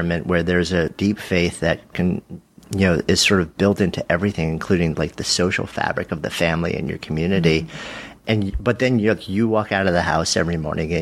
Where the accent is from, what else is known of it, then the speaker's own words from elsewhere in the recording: New York City, New York, United States; I'm from New York